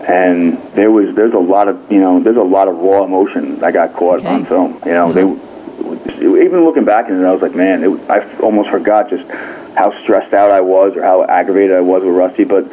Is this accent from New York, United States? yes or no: yes; New York, United States; I am a New Yorker